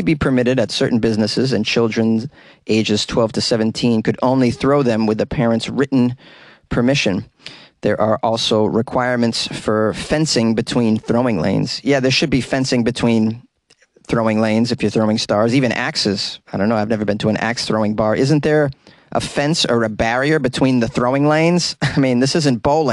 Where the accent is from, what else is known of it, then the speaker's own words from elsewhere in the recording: Massachusetts, United States; my home state of Massachusetts